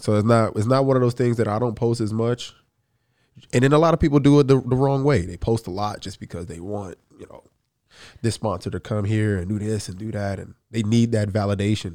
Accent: the South, United States; I'm from the South

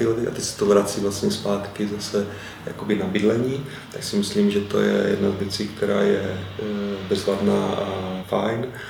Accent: Opava, Moravian-Silesian Region, Czechia; also born or lived in Ostrava; Opava je moje rodné město

